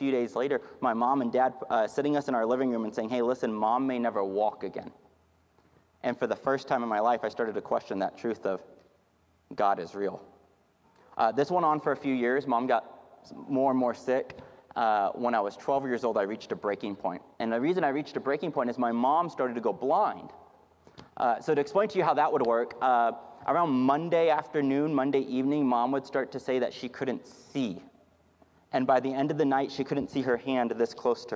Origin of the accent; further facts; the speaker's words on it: Houston, Texas, United States; now in Dallas-Fort Worth Metroplex, United States; I'm from Houston, Texas